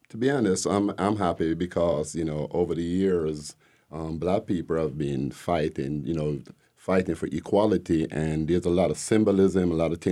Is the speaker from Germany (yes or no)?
no; Jamaica; now in Decatur, United States; Uh, you can tell originally I'm not from here. I'm from Jamaica.